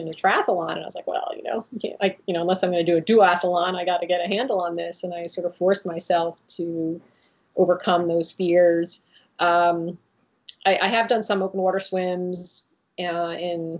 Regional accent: Jersey Shore, New Jersey, United States; I grew up on the Jersey Shore, going in the ocean and swimming in swimming pools

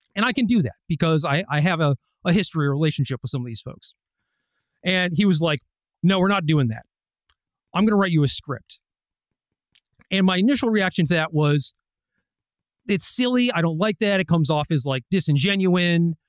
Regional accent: Minnesota, United States; I was born in Minnesota

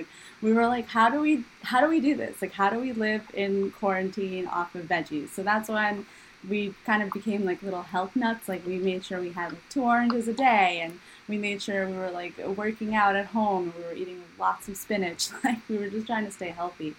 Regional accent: New York, United States; moved away as an adult; now in Shanghai, China; I'm from New York

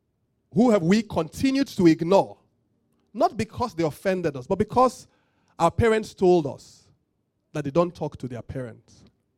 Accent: Nigeria; I'm from Yoruba, I don't love only Yoruba people.

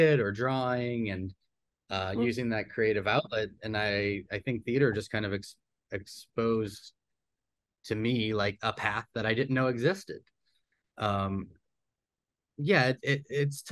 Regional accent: New Orleans, Louisiana, United States; I grew up here in New Orleans

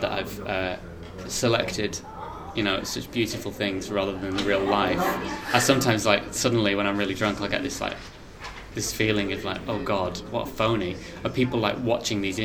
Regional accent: Lytham St Anne's, North West England, United Kingdom; moved away; also born or lived in Blackpool / London / United States; I was born in Blackpool Victoria Hospital, but from a nice part of the area called Lytham St Anne's, or St Anne's on Sea

